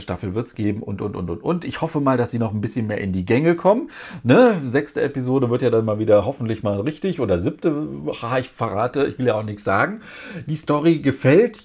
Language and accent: German; Germany; Bei uns in Deutschland